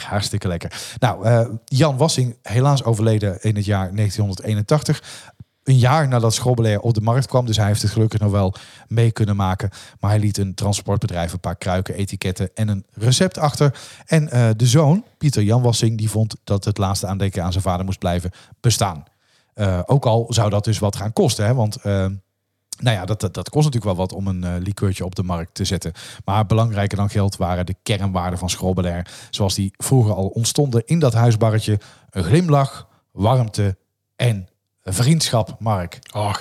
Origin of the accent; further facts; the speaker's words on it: Dongen, North Brabant, Netherlands; also born or lived in Oosterhout / Tilburg; ik ben eh, opgegroeid in Dongen.